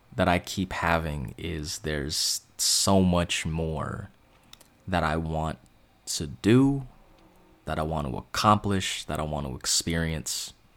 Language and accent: English; East Bay, San Francisco Bay Area, California, United States; I'm from the Bay Area, I'm from the East Bay